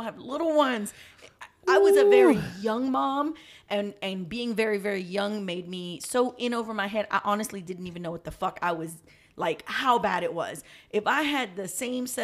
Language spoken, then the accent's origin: English; New York, United States; I'm from New York. I'm from the hood in New York